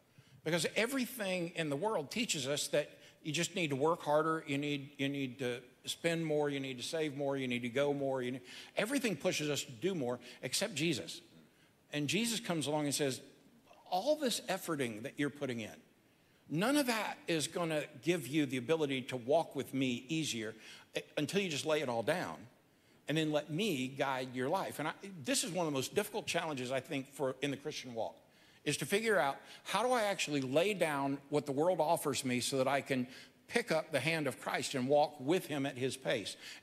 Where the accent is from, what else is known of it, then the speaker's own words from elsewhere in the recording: Georgia, United States; I'm from Georgia